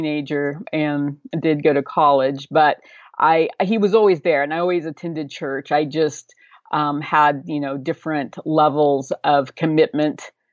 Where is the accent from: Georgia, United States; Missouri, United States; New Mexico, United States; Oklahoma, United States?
Oklahoma, United States; grew up in Oklahoma, and I've been here my whole life, so probably evident through my accent